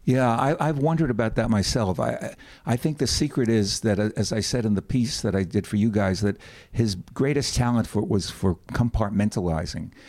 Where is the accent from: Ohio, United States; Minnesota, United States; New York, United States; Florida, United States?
New York, United States; New York City; I was from the Bronx